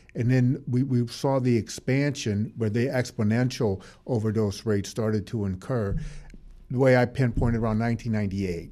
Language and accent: English; New Orleans, Louisiana, United States; in New Orleans, basically, that's where I'm from. My hometown is New Orleans